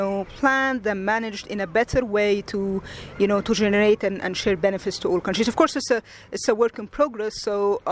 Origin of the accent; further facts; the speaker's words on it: Egypt; I'm from Egypt.